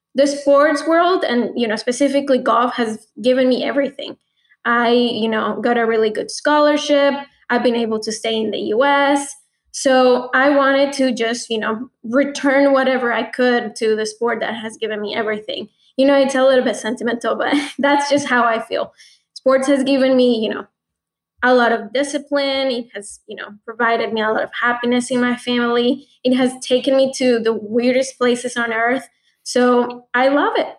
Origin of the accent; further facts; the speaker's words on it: Bogotá, Colombia; moved away as an adult; now in Atlanta, United States; growing up in Colombia